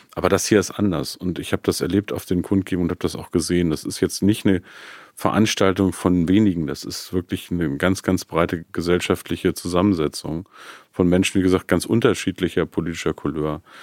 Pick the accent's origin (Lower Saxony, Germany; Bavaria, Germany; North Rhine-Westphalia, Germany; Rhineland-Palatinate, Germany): Lower Saxony, Germany; Peine; meiner Heimatstadt Peine